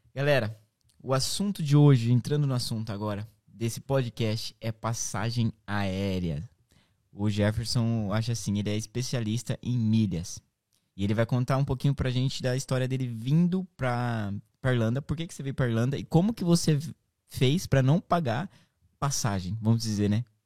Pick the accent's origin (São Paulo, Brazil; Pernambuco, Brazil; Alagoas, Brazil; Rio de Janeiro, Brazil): São Paulo, Brazil; Marília; moved away as an adult; now in Ireland; eu sou de Marília